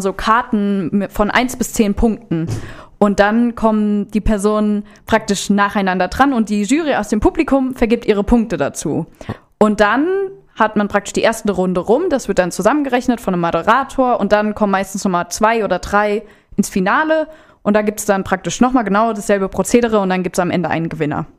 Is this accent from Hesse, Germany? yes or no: yes; Rodenbach, Hesse, Germany; moved away as an adult; now in Offenbach, Germany; Ich komme ursprünglich aus Rodenbach, das ist hier ja sogar ganz in der Nähe von Lieblos, wohne aber mittlerweile in Offenbach in der WG.